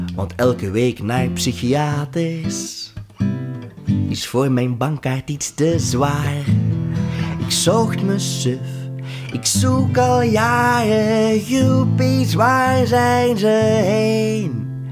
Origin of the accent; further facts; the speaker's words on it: Overijse, Flanders, Belgium; also born or lived in Leuven; in Jezusijk, um, ehm, in Overijssel, waar ik vandaan kom